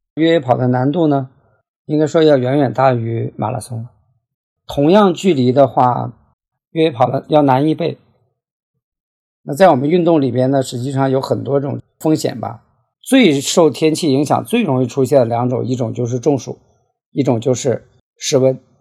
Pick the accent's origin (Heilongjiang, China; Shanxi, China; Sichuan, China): Heilongjiang, China; moved away as an adult; now in Guangzhou, China; 我呢，是出生在黑龙江，大学毕业后就到广州工作了，主要从事内部审计的工作